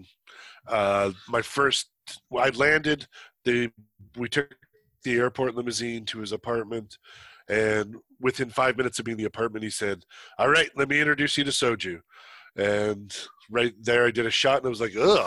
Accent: Canada; moved away as an adult; also born or lived in South Korea; I'm not American. I'm Canadian

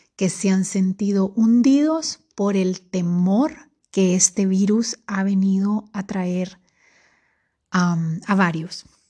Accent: Honduras; Para los que somos de Honduras

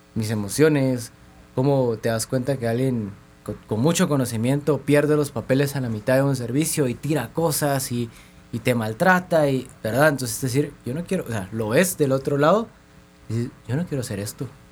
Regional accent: Guatemala; Sí, somos de Guatemala

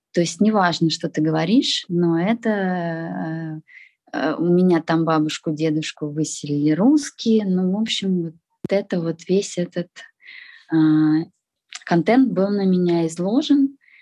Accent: Russia; moved away; also born or lived in Moscow; я россиянка, я говорю на русском языке

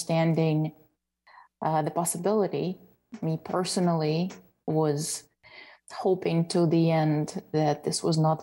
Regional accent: Lubny, Poltava Oblast, Ukraine; also born or lived in Kyiv, Ukraine; now in United States; I am originally from Ukraine. I was born in a town called Lubny. It's in the central Ukraine, about 2 hours away from Kiev.

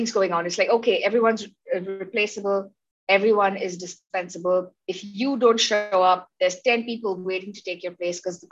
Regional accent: Mumbai, Maharashtra, India; growing up in Bombay, plus the awesome education

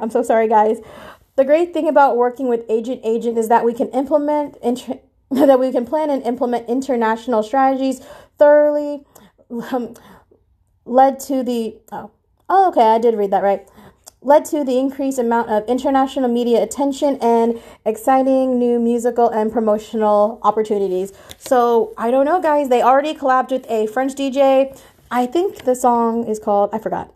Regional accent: Philippines; I'm Filipino

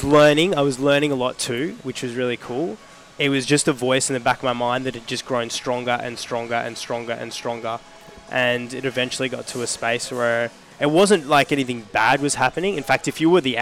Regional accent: Sydney, New South Wales, Australia; moved away as an adult; now in Melbourne, Australia; I'm actually originally from Sydney

